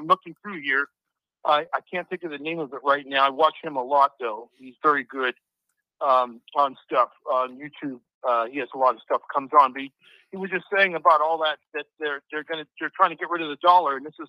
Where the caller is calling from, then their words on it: Nevada, United States; I'm from Nevada.